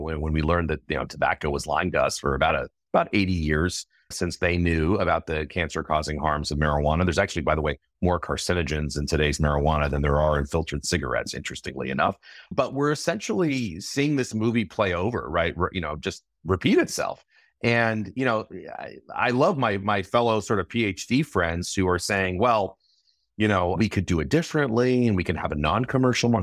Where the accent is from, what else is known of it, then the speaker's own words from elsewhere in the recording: California, United States; my home state of California